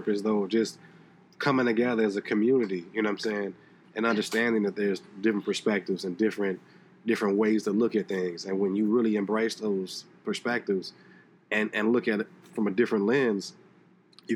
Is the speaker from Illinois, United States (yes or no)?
yes; Chicago, Illinois, United States; moved away as an adult; now in Seattle, United States; as a young man growing up in Chicago